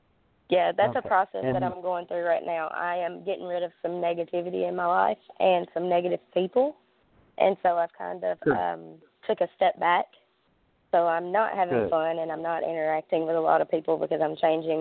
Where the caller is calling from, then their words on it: Tennessee, United States; Yes, and I'm calling from Tennessee, and I was just going to see what you could pick up from me really quick.